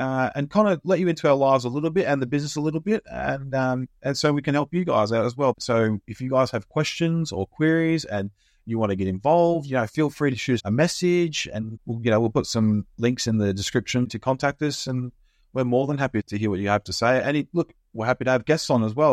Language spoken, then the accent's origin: English; Australia; moved away as an adult; now in United Kingdom; come from Australia. Uh, I lived there all my life, obviously, until I came over here in twenty fourteen